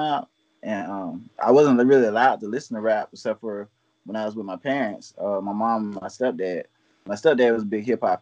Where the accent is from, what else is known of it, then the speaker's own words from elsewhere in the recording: Pensacola, Florida, United States; I'm born and raised in Pensacola, Florida